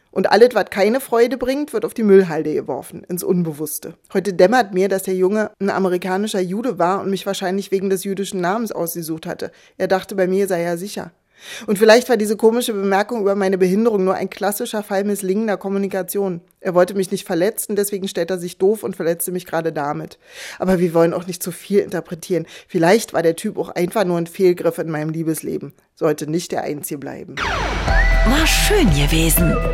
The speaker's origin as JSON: {"language": "German", "region": "East Germany", "country": "Germany", "tie": "born or raised there", "said": "Ich war mit der DDR-Friedensbewegung aufgewachsen im Kalten Krieg."}